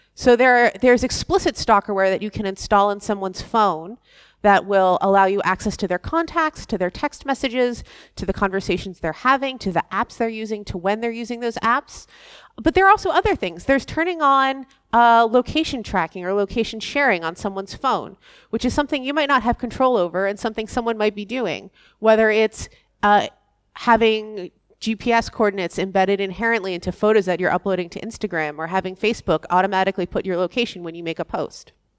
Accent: Massachusetts, United States; my home state of Massachusetts

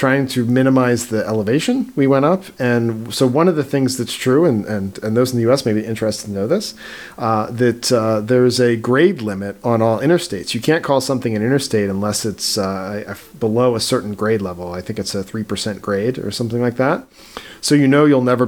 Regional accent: East Coast, United States; I'm from the East Coast

